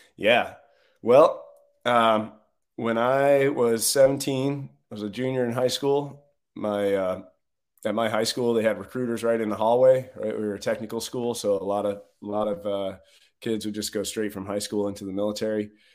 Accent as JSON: {"language": "English", "region": "Northeast", "country": "United States", "tie": "born or raised there", "said": "I grew up in a, a blue collar family on, in the Northeast"}